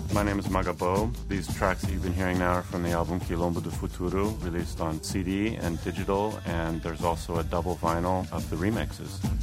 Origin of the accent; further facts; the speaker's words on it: Seattle, Washington, United States; moved away as an adult; now in Brazil; I'm originally from Seattle